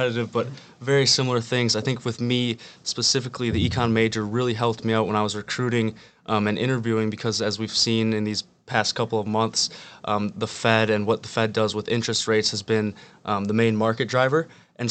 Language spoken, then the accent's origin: English; Marshfield, Wisconsin, United States; I'm from Marshfield, Wisconsin, originally.